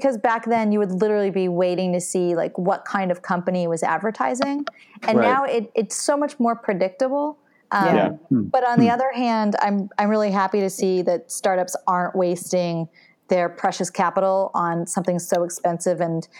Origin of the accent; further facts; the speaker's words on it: Maine, United States; because I'm from Maine